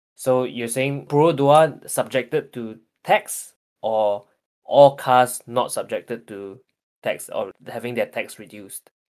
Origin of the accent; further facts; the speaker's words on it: Malaysia; as Malaysians